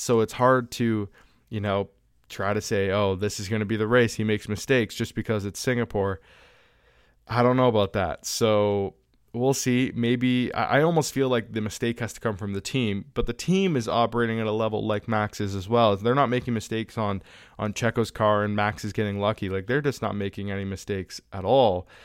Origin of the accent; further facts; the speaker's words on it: Canada; I'm Canadian